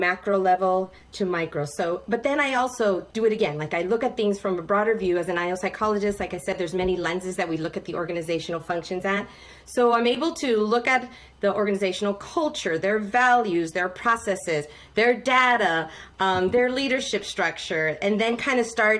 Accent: El Paso, Texas, United States; I am originally from El Paso, Texas, which is a predominantly Hispanic community, and grew up there my whole life

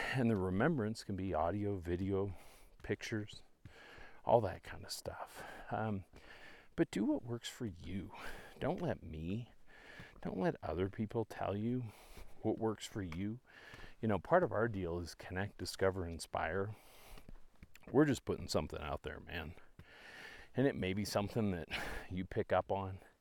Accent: Canada; moved away; I'm from Canada originally

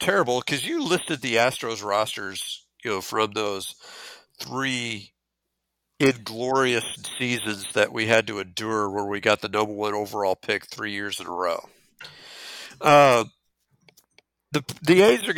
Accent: Texas, United States; I say LaJoie because I'm from Texas

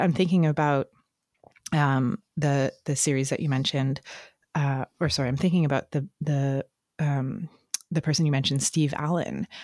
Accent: Canada; I'm reading that as a Canadian

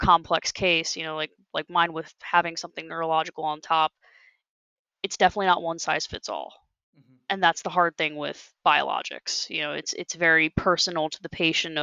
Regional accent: New Jersey, United States; I was from New Jersey, you know, like I was from another state

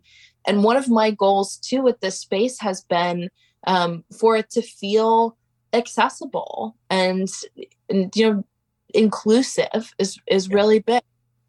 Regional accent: Pacific Northwest, United States; And growing up in the Pacific Northwest really provided a place for that to happen for me.

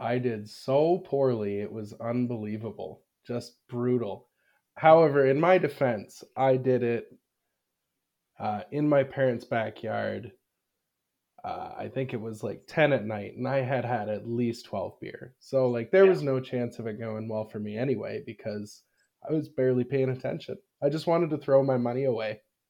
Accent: Canada; Well, with being Canadian, it might have ended.

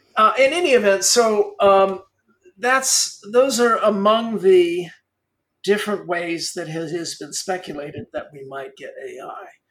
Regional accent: Los Angeles, California, United States; I grew up in Hollywood

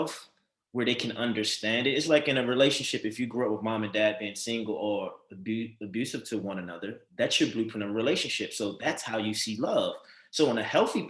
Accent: Baltimore, Maryland, United States; I grew up in Baltimore City, a very hostile, negative environment

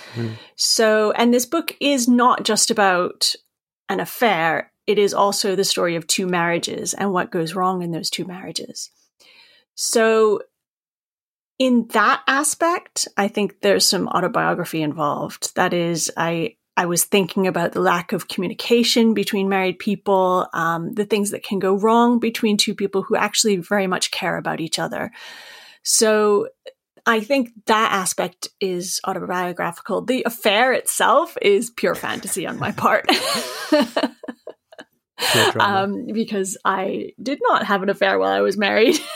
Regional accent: Maine, United States; I, am from Maine, as you can tell from my accent.

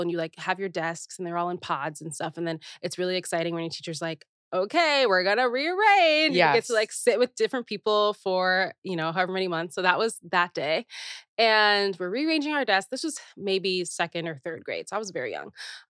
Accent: Naperville, Illinois, United States; I was born in Chicago area

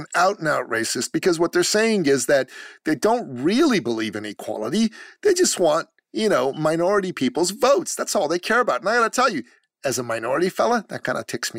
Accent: Canada; And I'm from Canada. I live in Canada.

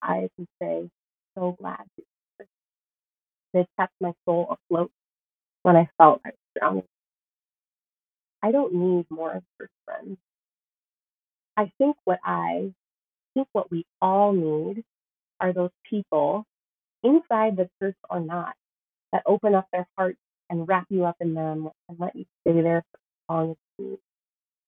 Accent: Sioux Falls, South Dakota, United States; I started a job as a pastor in my hometown

